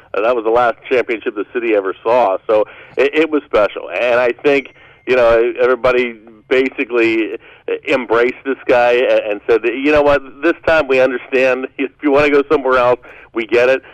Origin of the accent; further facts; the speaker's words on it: Western Pennsylvania, United States; now in Ohio, United States; I'm I'm from Western Pennsylvania, so we grew up with the NHL